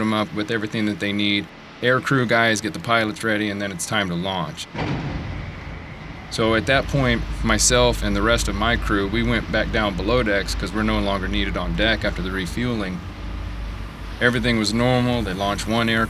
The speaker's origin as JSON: {"language": "English", "town": "Trafalgar", "region": "Indiana", "country": "United States", "tie": "born or raised there", "moved": "as an adult", "said": "I'm originally from Trafalgar, Indiana"}